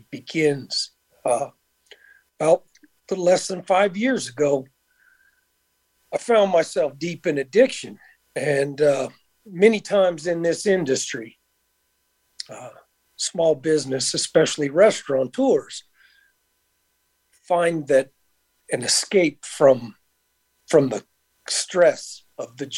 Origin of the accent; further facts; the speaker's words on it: Conyers, Georgia, United States; moved away as an adult; now in Las Vegas, United States; I'm originally from Atlanta, Georgia, actually just a little bit outside Atlanta in a place called Conyers